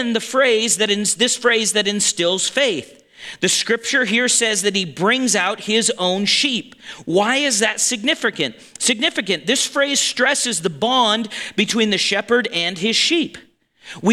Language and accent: English; Montana, United States; we're from Montana